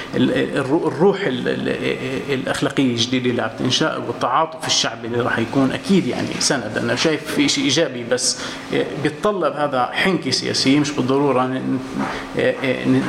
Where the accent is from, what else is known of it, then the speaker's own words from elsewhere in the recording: Quneitra, Syria; انا من من الجولان آه، وبدي احكي كسوري